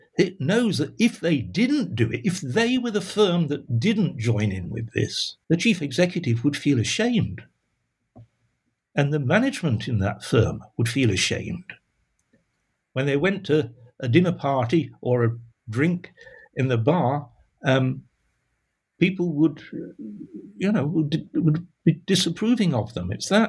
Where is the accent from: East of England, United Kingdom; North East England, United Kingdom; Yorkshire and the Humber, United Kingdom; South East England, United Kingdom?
Yorkshire and the Humber, United Kingdom; Sheffield; all the things that were the hallmark of a Sheffield lad when I grew up in Sheffield, right?